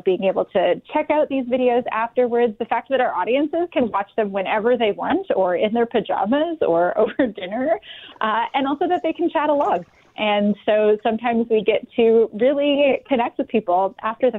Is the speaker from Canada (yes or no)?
yes; Vancouver, British Columbia, Canada; moved away as an adult; now in Winnipeg, Canada; the seasons that I grew up with in Vancouver